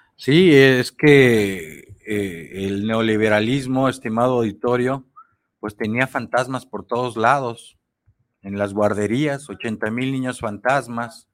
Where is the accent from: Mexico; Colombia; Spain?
Mexico; como mexicanos